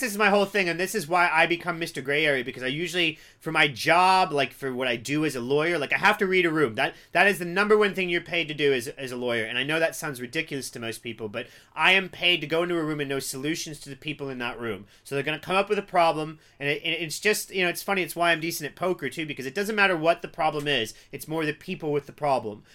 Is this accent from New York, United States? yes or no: no; Cincinnati, Ohio, United States; I grew up in Cincinnati, Ohio